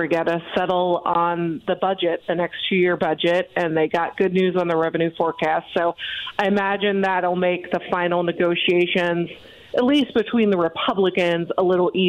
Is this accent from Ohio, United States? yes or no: yes; Ohio, United States; I came from Ohio where you could literally drive through a store.